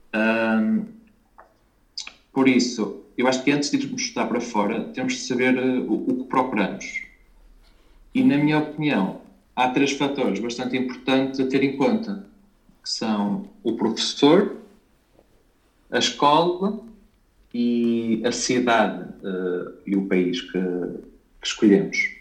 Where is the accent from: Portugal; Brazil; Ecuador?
Portugal; Espinho, Aveiro District; moved away as an adult; also born or lived in Porto, Portugal / Detmold, Germany / Lisbon, Portugal; eu sou natural de Espinho